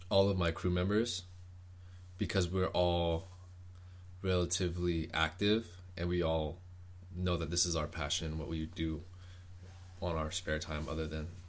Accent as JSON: {"language": "English", "town": "Oceanside", "region": "California", "country": "United States", "tie": "born or raised there", "also_born_or_lived": "Los Angeles / Long Beach / Hawaii", "said": "Me personally, well, my family's always about out of Oceanside, but I have moved around from L.A., Long Beach, even like Hawaii. Well, my home base has always been Oceanside, California."}